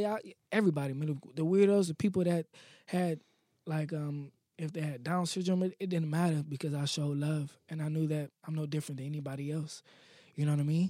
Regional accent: Akron, Ohio, United States; I was born in Akron

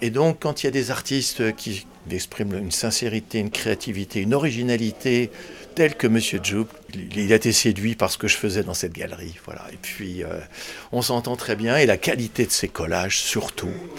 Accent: Nièvre, Bourgogne-Franche-Comté, France; now in Paris, France; je suis originaire de la Nièvre

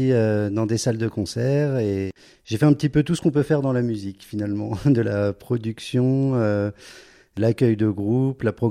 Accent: Paris, Île-de-France, France; now in Zurich, Switzerland; mais j'ai été surpris quand même de l'activité musicale à Zurich. C'est vraiment euh, quand on vient de Paris, on peut avoir un petit peu peur euh, mhm. d'un, certain vide de ce côté-là.

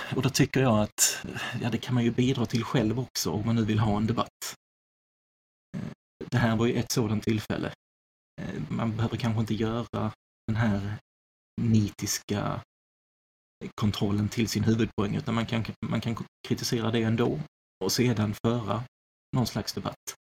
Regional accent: Sweden; som svensk

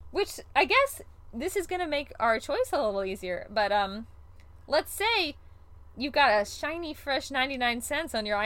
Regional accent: Ohio, United States; I'm a luddite from Ohio.

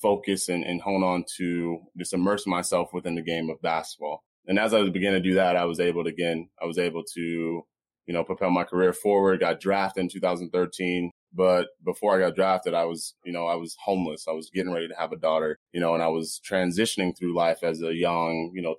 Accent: Phoenix, Arizona, United States; also born or lived in Las Vegas, United States; I was born in Vegas. Ended up living in Washington, D.C., Alaska, Texas, California. Ended up moving to Phoenix where my parents ended up getting divorced. Went to a little bit of grade school here.

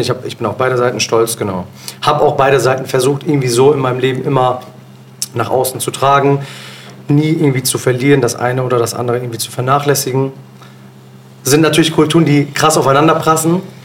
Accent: Bielefeld, North Rhine-Westphalia, Germany; also born or lived in Osnabrück; ich bin in Bielefeld geboren und aufgewachsen

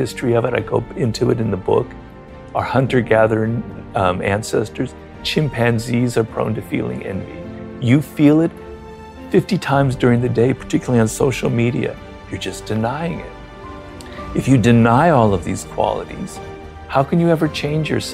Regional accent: Los Angeles, California, United States; also born or lived in Paris; I'm actually a middle-class Jew from Los Angeles

